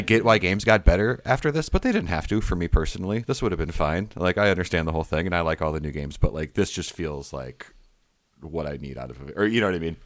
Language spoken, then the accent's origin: English; Michigan, United States; growing up in Michigan, doing stand up in the Midwest